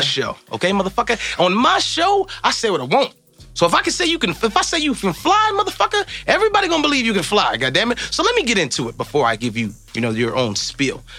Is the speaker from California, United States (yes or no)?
no; Evanston, Illinois, United States; growing up in Evanston